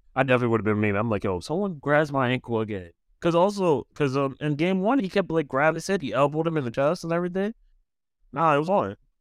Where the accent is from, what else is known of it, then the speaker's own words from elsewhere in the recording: New York, United States; as a New Yorker